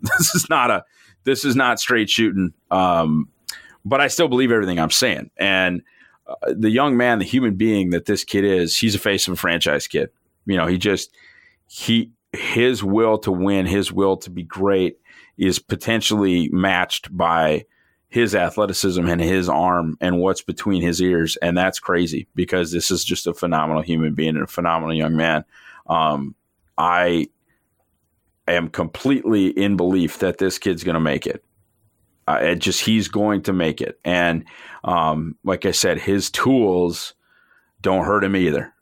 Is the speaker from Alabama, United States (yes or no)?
no; Fargo, North Dakota, United States; I'm from Fargo